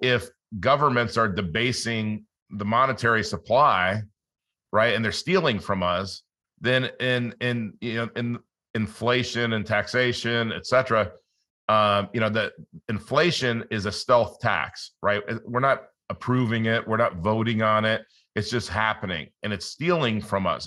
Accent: Los Angeles, California, United States; I grew up in Los Angeles

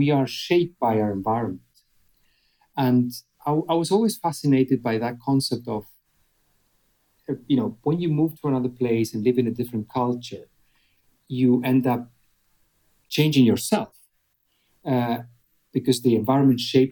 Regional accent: Argentina; moved away as an adult; also born or lived in Germany / India / Brazil / Bahrain; now in Dubai, United Arab Emirates; I was born in Argentina. Grew up in Argentina, went to Germany for my education

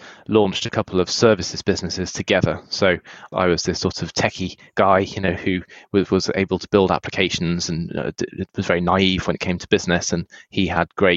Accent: United Kingdom; moved away as an adult; also born or lived in United States; now in San Francisco, United States; I was born in the UK, spent a lot of years there before moving to the US.

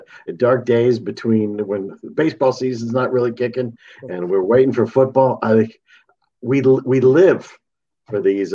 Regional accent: Tennessee, United States; moved away as an adult; also born or lived in Florida / California; I was raised in Tennessee. I was a Vol fan growing up, and moved to Florida

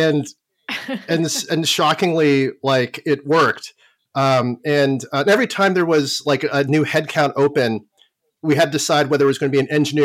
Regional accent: Toronto, Ontario, Canada; I learned how to program in grade school, and I'm from Toronto, Canada, or actually suburban Toronto, Canada

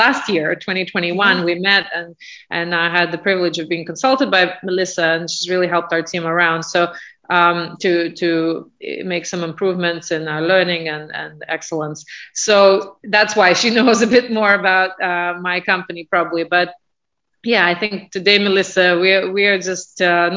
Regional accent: Moscow suburb, Moscow Oblast, Russia; first language Russian; English is a second language; moved away as an adult; now in London, United Kingdom; Russian is my mother tongue. I hail from a Moscow suburb in Russia. I moved to London and the UK, though, 15 years ago, and this is definitely home

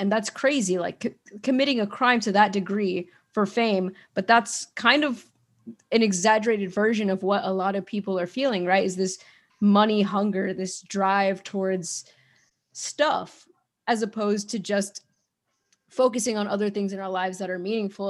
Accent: United States; I'm an American, I'm from America

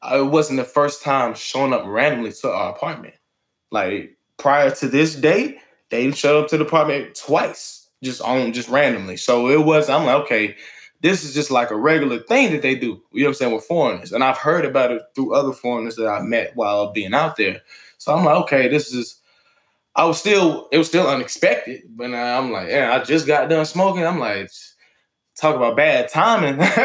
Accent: Atlanta, Georgia, United States; also born or lived in Beijing, China; I'm from Atlanta, Georgia

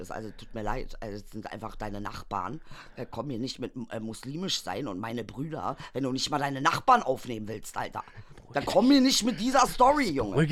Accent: East Germany, Germany; Ich als Ostdeutscher.

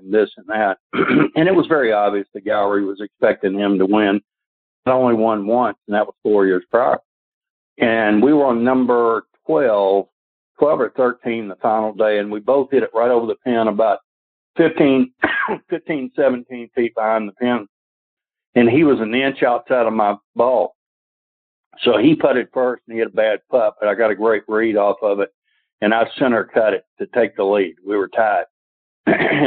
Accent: Atlanta, Georgia, United States; I was from Atlanta. But being a Georgia boy

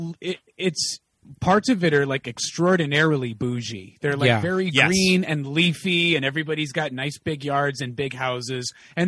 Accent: Connecticut, United States; now in Los Angeles, United States; I grew up in Connecticut.

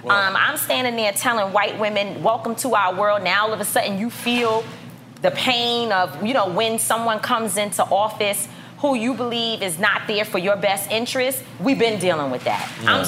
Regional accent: New York City, New York, United States; I grew up in Harlem, in Manhattanville housing projects. Going to the mosque number 7 was the thing to do.

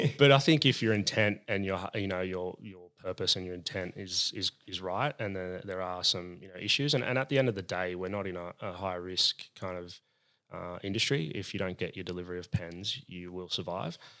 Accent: Sydney, New South Wales, Australia; I'm from La Perouse

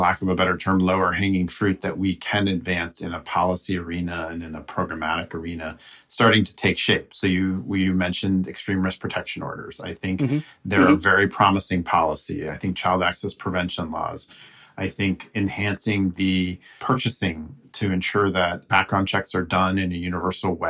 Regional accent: United States; we Americans

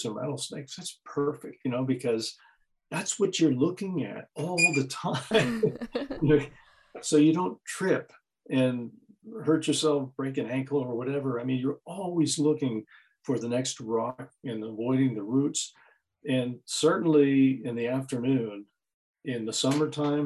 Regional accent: Pittsburgh, Pennsylvania, United States; I was from Pittsburgh, I'm a retired geologist

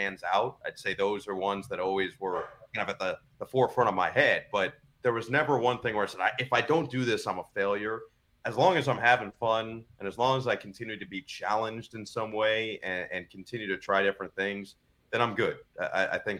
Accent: United States; moved away; also born or lived in New Jersey; I'm from the New York area

